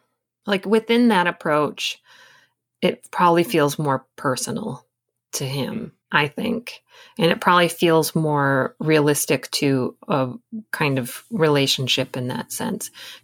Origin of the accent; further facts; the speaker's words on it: Michigan, United States; I come from Michigan, and I just know that like the backwoods of Michigan is still terrifying to me.